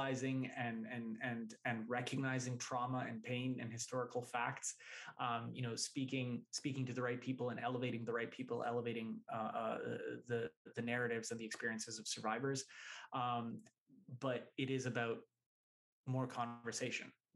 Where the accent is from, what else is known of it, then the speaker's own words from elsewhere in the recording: Vancouver, British Columbia, Canada; the guys that I grew up with in Vancouver, Canada